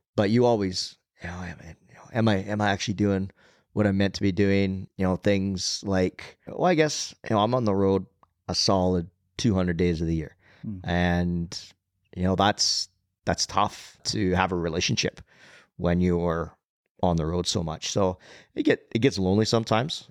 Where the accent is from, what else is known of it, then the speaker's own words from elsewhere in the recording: Nanton, Alberta, Canada; also born or lived in Calgary, Alberta; the community I grew up in in Nanton, southern Alberta